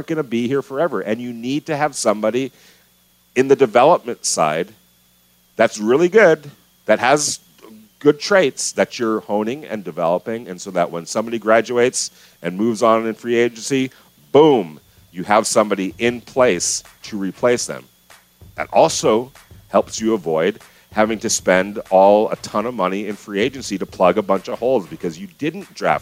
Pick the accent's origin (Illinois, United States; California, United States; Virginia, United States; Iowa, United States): California, United States; Ventura; growing up in Ventura